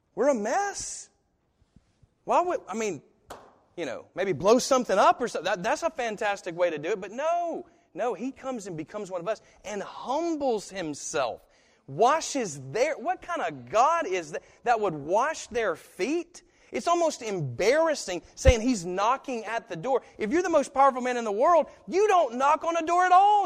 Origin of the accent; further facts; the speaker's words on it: United States; I'm American